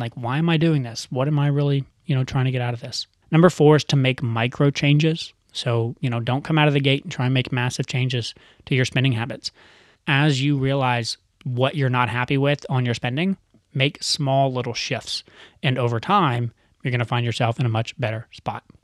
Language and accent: English; United States; growing up in America